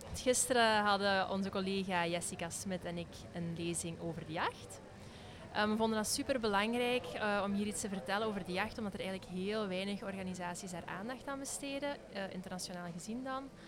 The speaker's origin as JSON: {"language": "Dutch", "region": "Flanders", "country": "Belgium", "said": "als Vlamingen of als België"}